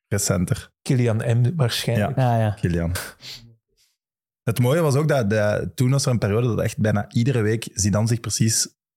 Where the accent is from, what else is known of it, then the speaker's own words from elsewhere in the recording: Belgium; Je kijkt als Belg minder naar de Liga dan bijvoorbeeld de Eredivisie.